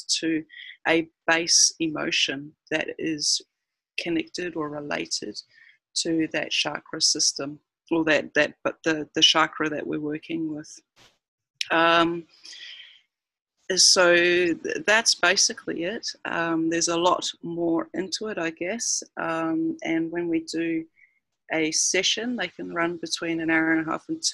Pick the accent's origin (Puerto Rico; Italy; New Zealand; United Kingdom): New Zealand; moved away as an adult; now in Cairns, Australia; I'm a New Zealander who has been living in Cairns for 9 years now